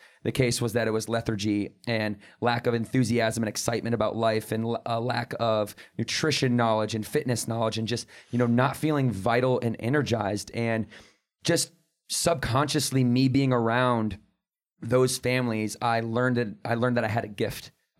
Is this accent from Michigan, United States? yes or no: yes; Battle Creek, Michigan, United States; we grew up in Battle Creek, Michigan together.